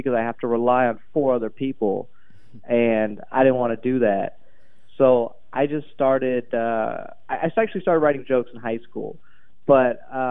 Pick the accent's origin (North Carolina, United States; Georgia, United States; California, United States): Georgia, United States; Atlanta area; I grew up in a pretty good suburb. Atlanta is very diverse